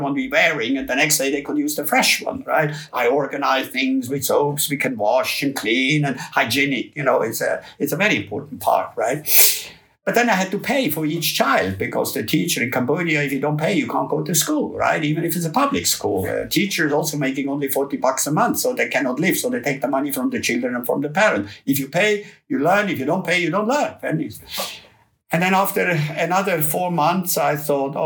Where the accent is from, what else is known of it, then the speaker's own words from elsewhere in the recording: Switzerland; moved away; Swiss, we know everything